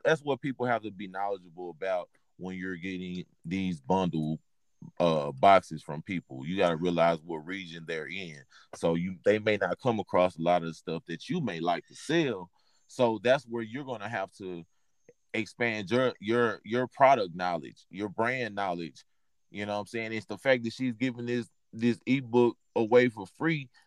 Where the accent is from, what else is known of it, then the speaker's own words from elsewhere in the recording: Texas, United States; I'm from from Texas.